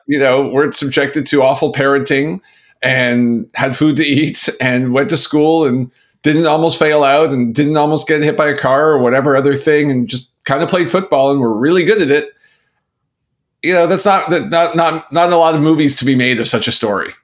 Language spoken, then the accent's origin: English; Canada; moved away; also born or lived in Pittsburgh; as a Canadian